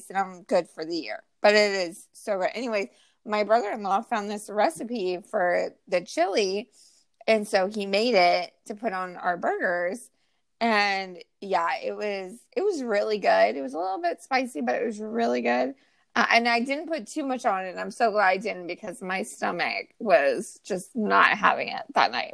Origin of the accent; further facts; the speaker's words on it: California, United States; we're from California